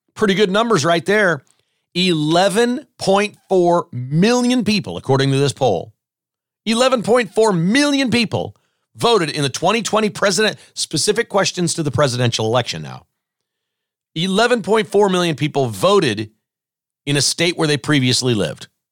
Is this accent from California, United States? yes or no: no; Kansas, United States; also born or lived in Joplin, Missouri / Lenexa, Kansas; I grew up in Kansas.